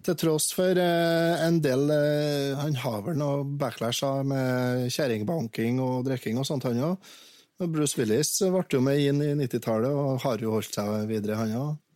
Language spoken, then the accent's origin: Norwegian; Verdal and Steinkjer, Trøndelag, Norway; Jeg vokste opp eh, dels på Verdalen og dels på Steinkjer med skilte foreldre